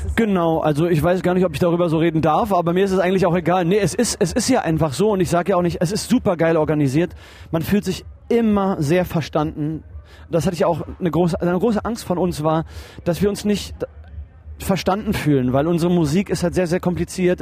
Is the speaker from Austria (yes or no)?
no; Berlin, Germany; also ich bin ja Österreicher also mein, mein, mein Vater ist Österreicher und äh, ich bin in Berlin aufgewachsen